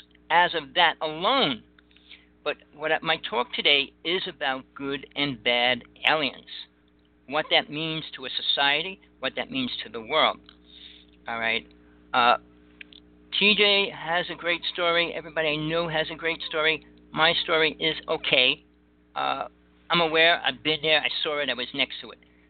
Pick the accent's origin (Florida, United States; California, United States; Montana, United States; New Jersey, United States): New Jersey, United States; I grew up in Jersey